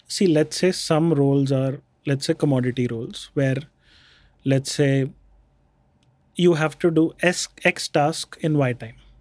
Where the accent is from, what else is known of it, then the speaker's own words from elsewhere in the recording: Jaipur, Rajasthan, India; also born or lived in Bikaner; So, we grew up in Jaipur. I was born in Bikaner. Then we grew up in, uh, Jaipur.